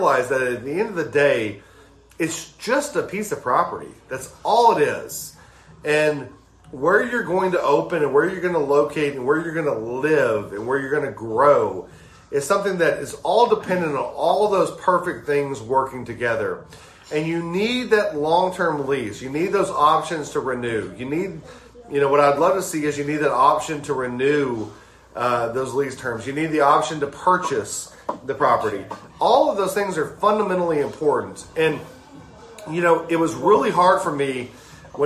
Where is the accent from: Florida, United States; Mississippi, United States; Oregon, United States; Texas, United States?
Mississippi, United States; South; moved away; I'm a South Mississippi boy. I grew up in South Mississippi